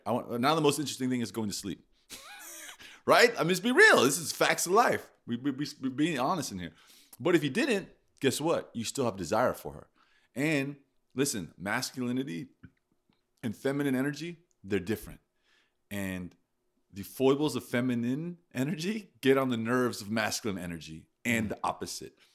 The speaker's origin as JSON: {"language": "English", "country": "United States", "said": "I'm an American"}